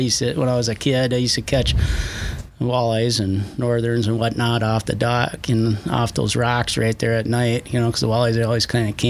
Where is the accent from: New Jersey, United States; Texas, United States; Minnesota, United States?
Minnesota, United States; Frazee; born or raised there; also born or lived in Wayzata, Minnesota